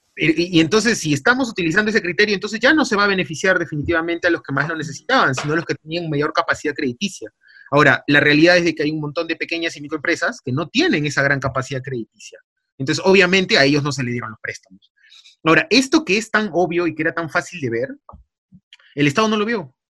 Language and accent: Spanish; Peru; así somos los peruanos